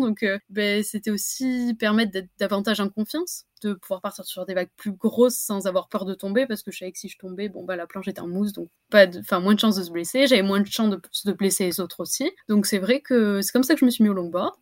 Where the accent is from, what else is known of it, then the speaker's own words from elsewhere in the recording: Anglet, Nouvelle-Aquitaine, France; Je suis originaire du Pays Basque, d'anglet